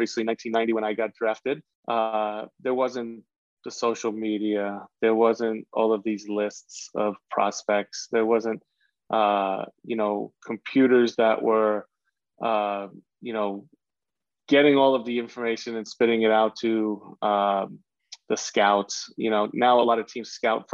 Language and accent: English; New York, United States; growing up in New York